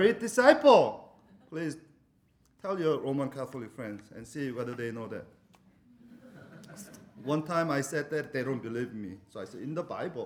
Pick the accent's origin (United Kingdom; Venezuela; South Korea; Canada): South Korea; moved away; when we were growing up in South Korea